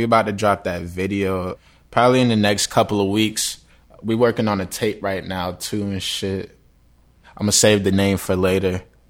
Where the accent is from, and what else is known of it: Tampa, Florida, United States